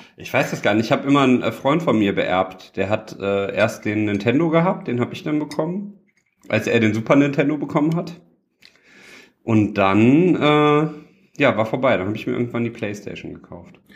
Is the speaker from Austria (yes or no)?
no; Düsseldorf, North Rhine-Westphalia, Germany; ich bin ja ein Düsseldorfer Jung